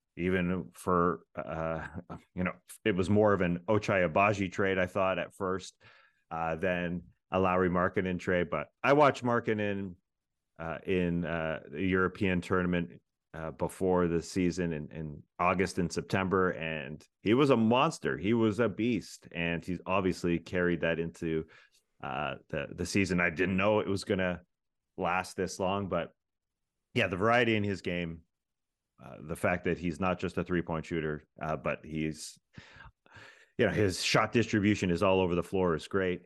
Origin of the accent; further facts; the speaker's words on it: Toronto, Ontario, Canada; moved away; I'm originally from Toronto